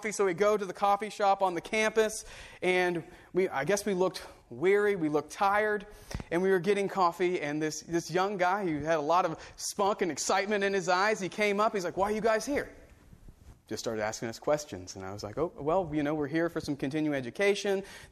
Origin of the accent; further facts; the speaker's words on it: Central Florida, United States; moved away; I grew up in Central Florida